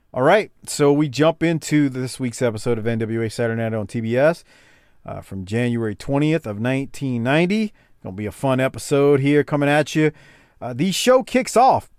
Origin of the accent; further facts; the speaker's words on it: New Orleans, Louisiana, United States; I grew up in the Eighth Ward, New Orleans